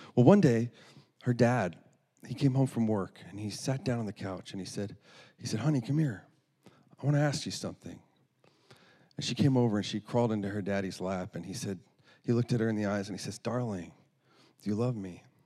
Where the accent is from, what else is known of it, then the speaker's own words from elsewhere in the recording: North Dakota, United States; moved away as an adult; now in Iowa, United States; I'm from North Dakota